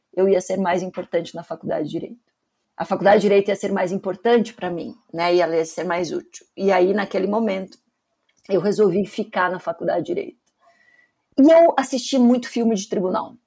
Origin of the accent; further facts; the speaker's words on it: Curitiba, Paraná, Brazil; Eu sou de Curitiba, né, nasci aqui